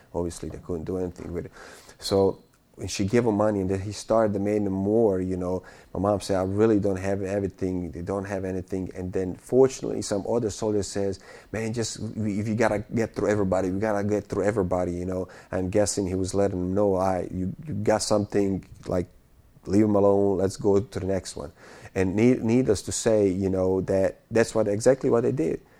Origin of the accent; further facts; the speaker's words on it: Bosnia & Herzegovina; moved away; I'm from Bosnia